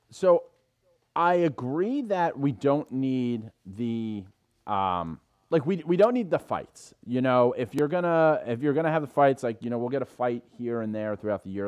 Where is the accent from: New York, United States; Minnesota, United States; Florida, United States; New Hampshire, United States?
New York, United States; New York City; I'm an Irish guy from the Bronx.